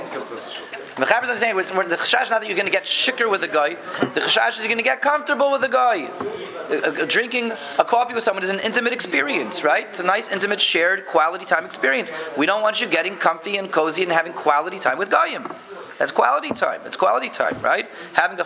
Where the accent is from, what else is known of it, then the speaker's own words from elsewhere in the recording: Denver, Colorado, United States; When I was a kid growing up in Denver